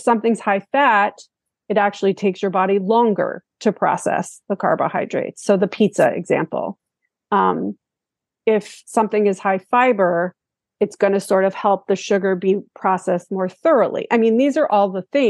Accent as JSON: {"language": "English", "region": "New York", "country": "United States", "moved": "yes", "said": "I am originally from New York"}